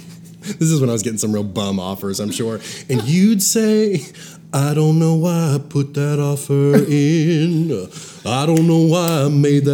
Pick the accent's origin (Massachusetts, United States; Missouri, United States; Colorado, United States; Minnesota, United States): Missouri, United States; Branson; growing up in Branson